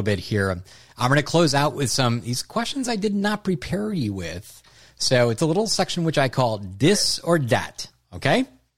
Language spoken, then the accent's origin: English; Wisconsin, United States; I grew up in Wisconsin